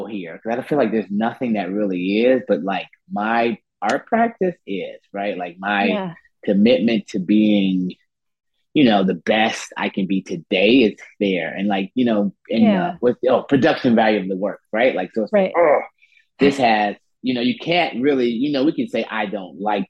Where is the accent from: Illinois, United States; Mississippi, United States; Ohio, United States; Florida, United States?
Illinois, United States; Chicago; also born or lived in Berlin; now in Oakland, United States; I'm from Chicago